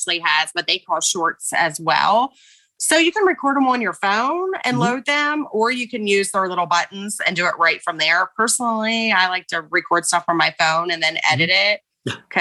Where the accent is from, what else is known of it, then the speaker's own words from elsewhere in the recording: West Virginia, United States; moved away; also born or lived in Florida; I'm from West Virginia. I say, y'all, you know, like I'm a little bit country